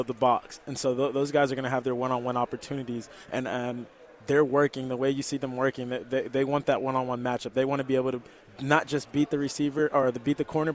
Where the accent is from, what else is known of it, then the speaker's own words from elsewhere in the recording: Dallas, Texas, United States; I'm from Dallas